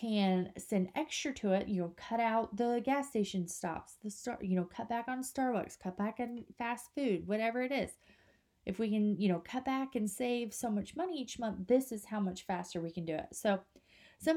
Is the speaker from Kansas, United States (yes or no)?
yes; Kansas, United States; now in North Carolina, United States; we live in North Carolina, but we're from Kansas